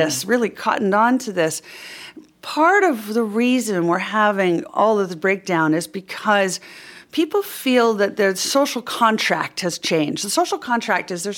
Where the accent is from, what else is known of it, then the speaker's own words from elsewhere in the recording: United States; I'm an American